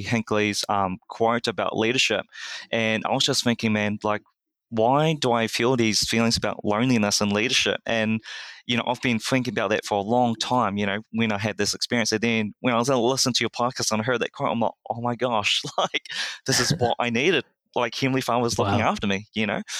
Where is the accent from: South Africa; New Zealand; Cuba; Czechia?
New Zealand; I was born and raised in New Zealand